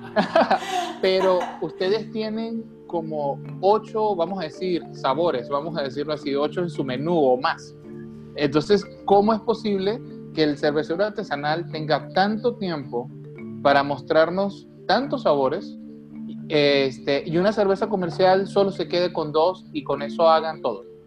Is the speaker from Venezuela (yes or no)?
yes; Venezuela; now in Mexicali, Mexico; soy de Venezuela, soy de la costa